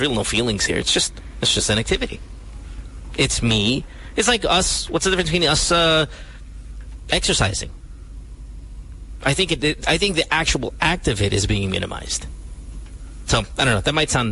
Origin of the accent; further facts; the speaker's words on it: Central Luzon, Philippines; I grew up in Bulacan